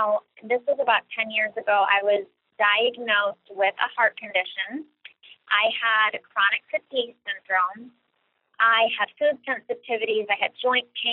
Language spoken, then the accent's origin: English; Cleveland, Ohio, United States; I'm originally from Cleveland, Ohio